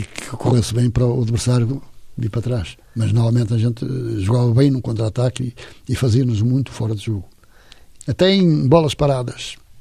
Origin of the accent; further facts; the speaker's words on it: Matosinhos, Porto District, Portugal; also born or lived in Infesta; sou de Matozinhos